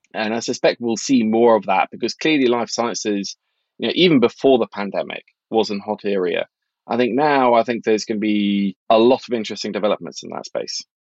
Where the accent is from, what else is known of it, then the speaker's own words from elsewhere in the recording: Norway; I grew up in Norway in the eighties, when inflation was crazy high